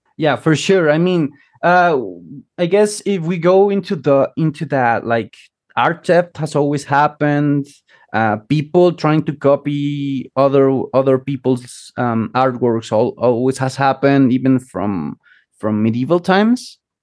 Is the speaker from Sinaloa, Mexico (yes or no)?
no; Chiapas, Mexico; moved away; originally from Mexico, uh, from Chiapas, which is like the southernmost state in Mexico.